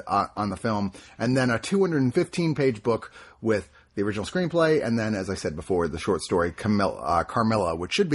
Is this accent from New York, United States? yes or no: no; Fredericksburg, Virginia, United States; I was growing up in Fredericksburg, Virginia